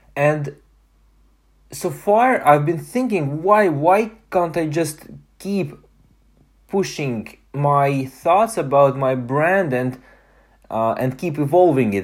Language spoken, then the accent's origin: English; Estonia; moved away; my hometown in Estonia